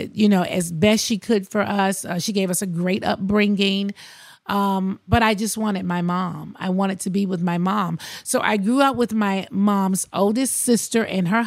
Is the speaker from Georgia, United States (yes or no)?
yes; Athens, Georgia, United States; also born or lived in Queens, New York City; I grew up in Athens, Georgia, but I went back and forth to New York every single summer